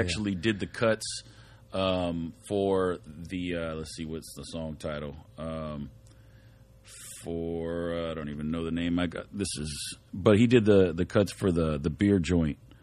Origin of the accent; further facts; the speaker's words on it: Whittier, California, United States; We're all from Whittier